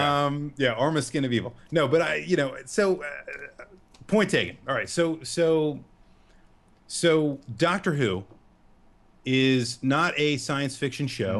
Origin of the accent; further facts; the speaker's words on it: United States; as an American